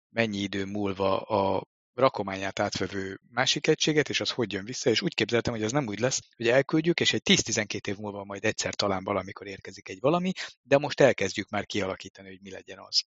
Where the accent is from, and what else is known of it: Hungary